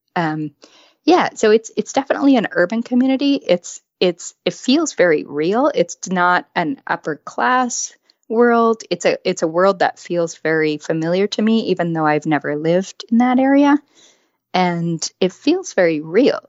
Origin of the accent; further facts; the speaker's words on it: West Coast, United States; I grew up on the West Coast